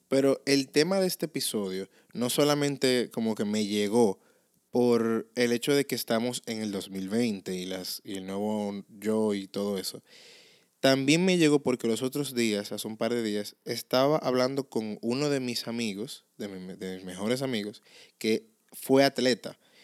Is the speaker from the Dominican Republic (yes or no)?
yes; Dominican Republic; accent: Dominican; ese vernáculo de nosotros los dominicanos